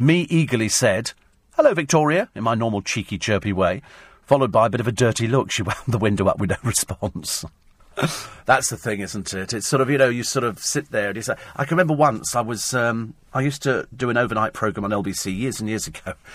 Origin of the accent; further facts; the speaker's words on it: United Kingdom; We're British.